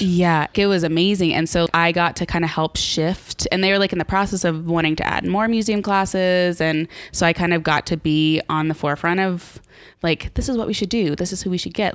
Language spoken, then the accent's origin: English; College Station, Texas, United States; also born or lived in Galveston; I'm born and raised in College Station